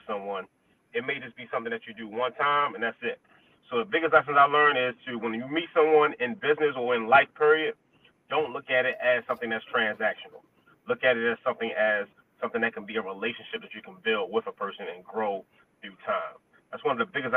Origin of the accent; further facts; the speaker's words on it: Baltimore, Maryland, United States; Growing up in Baltimore City